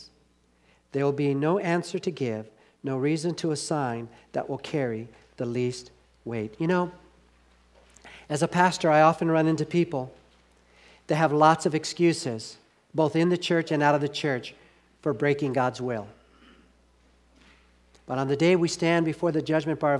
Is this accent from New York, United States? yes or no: no; Southern California, United States; When I was living in, growing up in Southern California